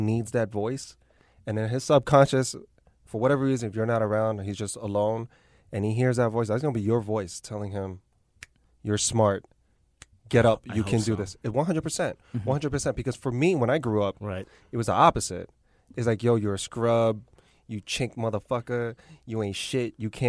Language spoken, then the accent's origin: English; New York City, New York, United States; I grew up Lower East Side.